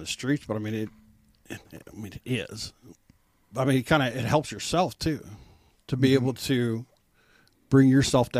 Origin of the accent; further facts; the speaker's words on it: Iowa, United States; moved away as an adult; now in Kansas City, United States; growing up on an Iowa farm boy